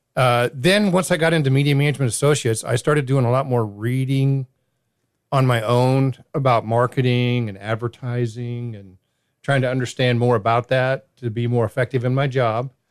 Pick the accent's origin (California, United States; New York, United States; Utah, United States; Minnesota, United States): California, United States; Southern; now in Greenville, United States; growing up in Southern Cal